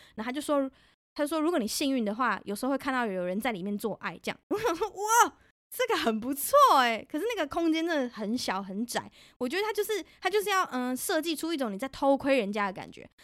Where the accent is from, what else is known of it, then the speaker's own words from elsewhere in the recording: Taipei, Taiwan; now in Germany; 我家住蓝线